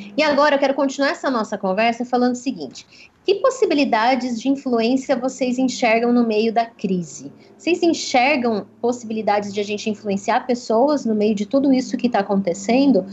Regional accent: Brazil; como bons brasileiros

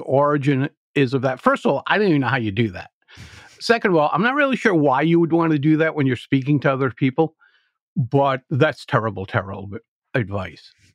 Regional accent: Providence, Rhode Island, United States; I grew up in Providence, Rhode Island, and when you're nine years old and you're growing up in a city

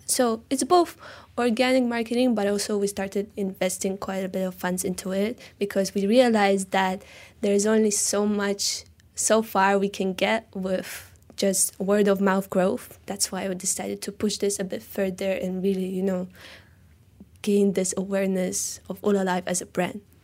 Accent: Tashkent, Uzbekistan; now in Malaysia; I'm from Tashkent, Uzbekistan, Central Asia

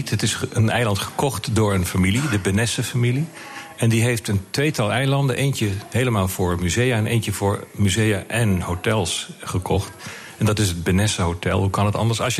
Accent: Limburg, Netherlands; also born or lived in Amsterdam / Utrecht; now in Rotterdam, Netherlands; …, je bent geen Rotterdammer. Ik ben Limburger. Ja. En ik heb veel door het hele land gereisd. Mijn vader die, die was op een gegeven moment klaar in Limburg, omdat de mijnen dicht Dus we hebben in Amsterdam gewoond, Utrecht heb ik gestudeerd.

